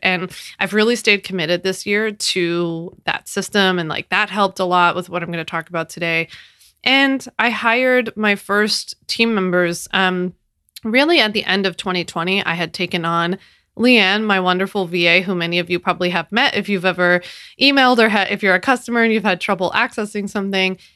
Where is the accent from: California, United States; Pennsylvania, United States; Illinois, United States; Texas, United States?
Pennsylvania, United States; Philadelphia; moved away as an adult; now in New York, United States; I was born and raised in Philadelphia, and I've never lived outside of Philly